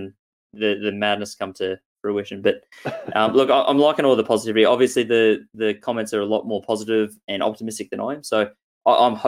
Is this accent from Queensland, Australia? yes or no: yes; Queensland, Australia; I'm the Queenslander